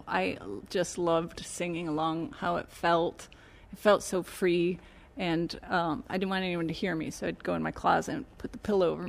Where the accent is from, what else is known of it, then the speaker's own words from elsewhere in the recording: Lowell, Michigan, United States; moved away as an adult; in a little town called Lowell, Michigan. It's between Grand Rapids and Lansing.